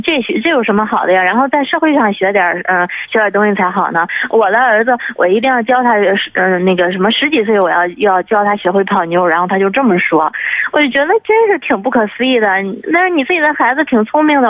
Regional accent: Jinan, Shandong, China; now in Beijing, China; 我是咱们济南人，但是嗯。我现在那个在北京

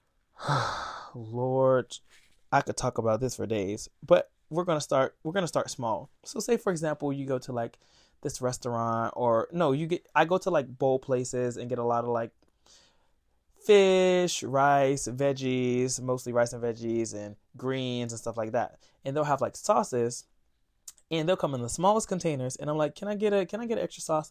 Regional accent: Florida, United States; moved away as an adult; now in New York, United States; I'm from Florida

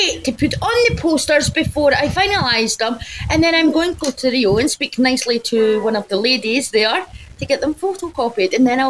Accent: St Andrews, Scotland, United Kingdom; I'm from St Andrews

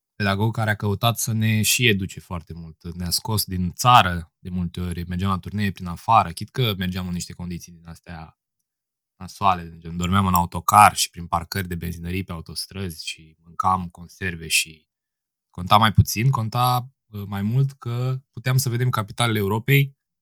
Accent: Piatra Neamț, Neamț County, Romania; now in Bucharest, Romania; Sunt din Piatra Neamț, locuiesc la București acum

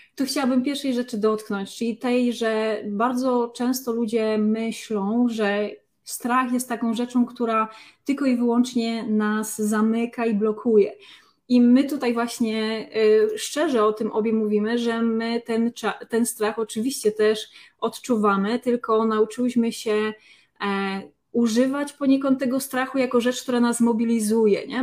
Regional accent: Lesser Poland, Poland; z tej samej okolicy, z której pochodzę ja, czyli właśnie z Małopolski

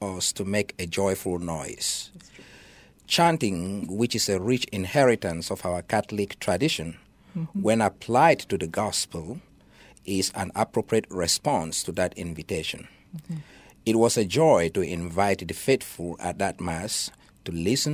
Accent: Bamenda, North-West Region, Cameroon; moved away as an adult; also born or lived in Minnesota / Kansas / Michigan; now in Chicago, United States; originally, I was born in Cameroon, mm-hmm. and specifically in the Archdiocese of Bamenda.

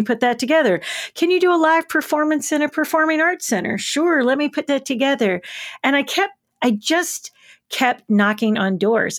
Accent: Covington, Tennessee, United States; now in Nashville, United States; I was born in Covington, Tennessee, birthplace of … and the Charms Blow Pop

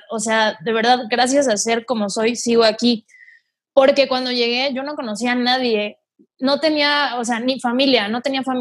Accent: Mante, Tamaulipas, Mexico; accent: northern; Mante está casi pegado a Veracruz, está bajito así, abajito en Tamaulipas.

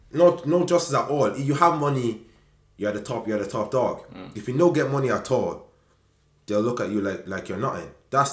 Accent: Nigeria; I didn't grow up in it, you get me? So more time, even though I know I'm Nigerian, yeah, more time I even question my right to even speak on the subject. Like, I didn't live in Nigeria.

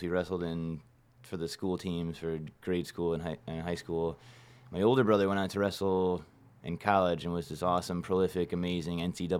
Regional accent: Cleveland, Ohio, United States; I was born in Cleveland, Ohio.

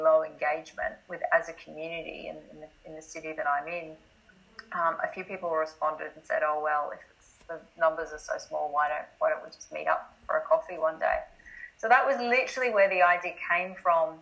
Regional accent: Australia; accent: Australian; moved away as an adult; also born or lived in Scotland; I'm obviously Australian by the accent.

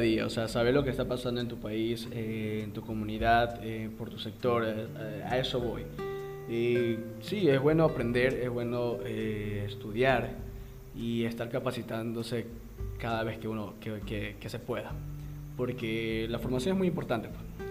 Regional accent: Ecuador; como, ecuatorianos

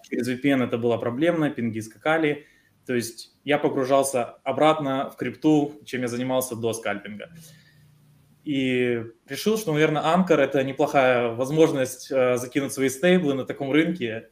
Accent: Ukraine; Мы с Украины

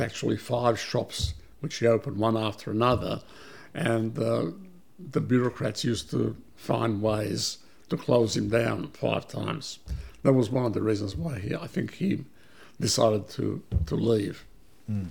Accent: Melbourne, Victoria, Australia; English is a second language; also born or lived in Belgrade, Serbia / Vienna, Austria; we came to Australia as refugees in 1958

